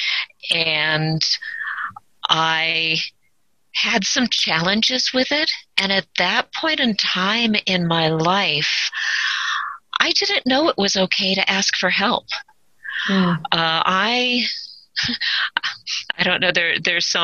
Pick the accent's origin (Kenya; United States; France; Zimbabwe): United States; South Orange County, Southern California; I actually grew up in Southern California, not here in the mountains, but in South Orange County, closer to like the water area.